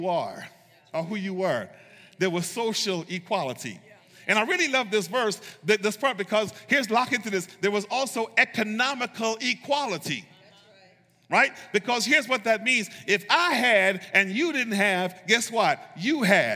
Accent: United States; Being an American

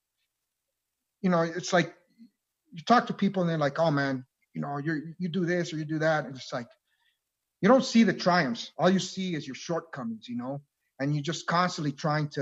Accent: Nogales, Arizona, United States; I was born and raised here in Nogales, Arizona

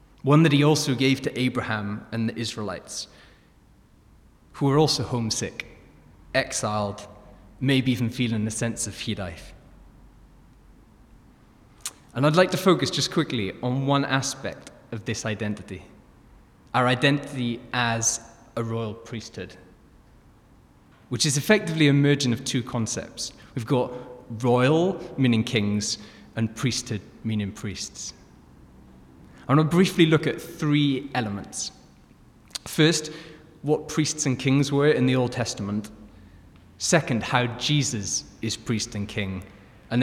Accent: South Wales, United Kingdom; moved away; If my accent didn't give it away already, I grew up in South Wales

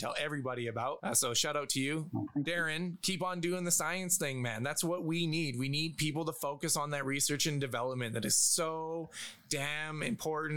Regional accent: Canada; I'm Canadian

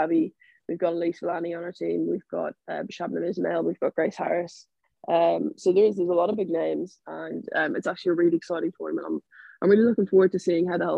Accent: Ireland; moved away as an adult; I moved away from Ireland

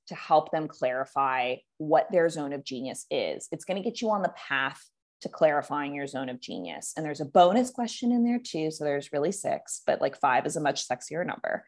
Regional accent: California, United States; moved away as an adult; now in Puerto Vallarta, Mexico; I live in Puerto Vallarta, Mexico. I used I grew up in California. I have spent the last three years in Mexico

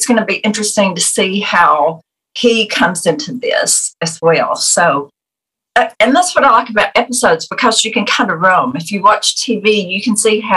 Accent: United States; as Americans

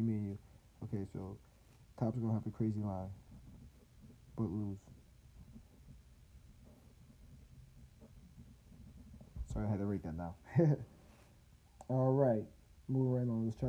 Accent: New Jersey, United States; I'm from Jersey.

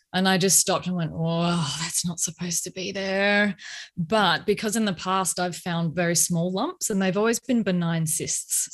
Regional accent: Australia; accent: Australian; now in Melbourne, Australia; you may tell by my accent that I am in Australia. I'm way down the bottom in A I B, scorching hot Melbourne right now

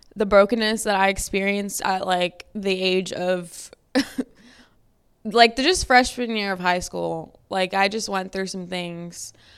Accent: Lafayette, Louisiana, United States; I'm from Lafayette, Louisiana, which is below sea level

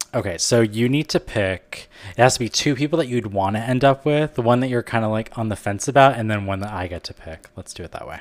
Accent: Canada; I'm from Canada

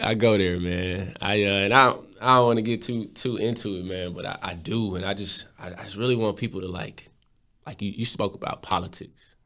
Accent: Texas, United States; I'm from Texas

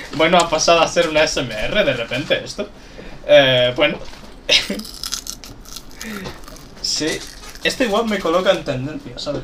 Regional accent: Galicia, Spain; Soy gallego

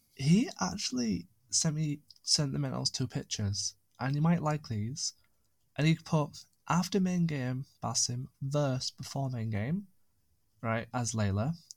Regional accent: United Kingdom; also born or lived in Lake District; being British

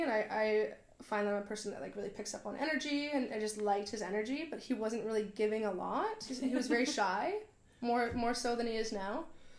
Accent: Vernon, British Columbia, Canada; also born or lived in Victoria, Canada; I grew up in Vernon.

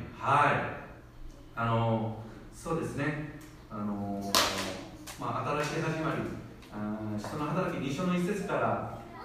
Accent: South Korea; now in Japan; 自分の母国ではその韓国ではですね

